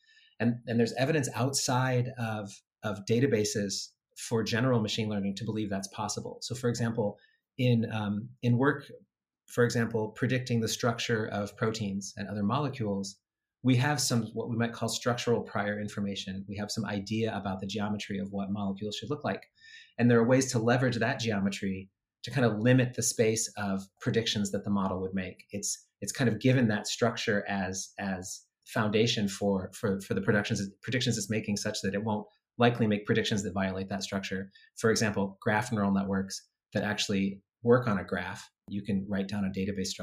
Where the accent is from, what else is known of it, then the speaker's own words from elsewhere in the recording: Indiana, United States; Indiana, my home state